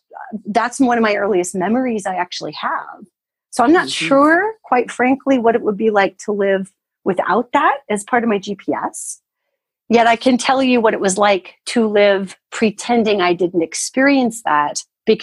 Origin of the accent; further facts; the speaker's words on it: United States; also born or lived in Tucson; I only speak as an American because that's where I'm from